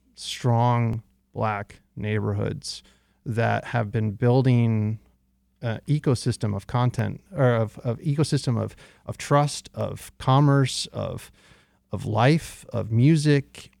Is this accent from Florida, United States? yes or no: no; outside of San Francisco, California, United States; now in Detroit, United States; when I was raised in California, my parents bought their house in nineteen eighty-four, way before the tech boom, outside of San Francisco.